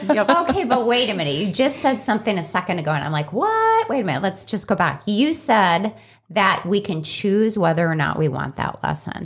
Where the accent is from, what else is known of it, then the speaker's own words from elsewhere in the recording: Chicago, Illinois, United States; growing up in Chicago